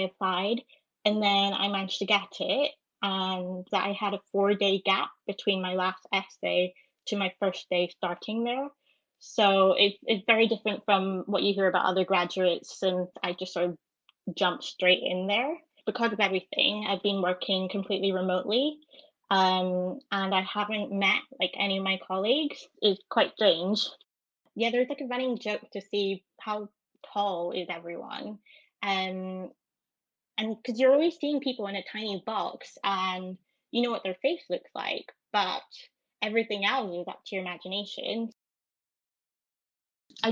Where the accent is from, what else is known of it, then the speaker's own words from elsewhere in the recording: Edinburgh, Scotland, United Kingdom; moved away as an adult; now in London, United Kingdom; I'm from Edinburgh, and I moved to London over in June.